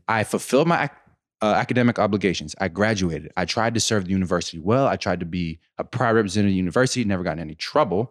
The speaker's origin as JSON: {"language": "English", "town": "Pittsburgh", "region": "Pennsylvania", "country": "United States", "said": "I'm from Pittsburgh"}